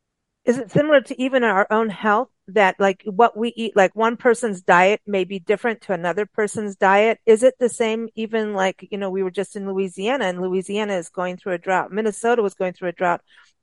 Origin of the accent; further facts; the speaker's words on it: Kenya; also born or lived in South Africa; And I grew up in Africa, in Kenya and South Africa, and have been through real droughts.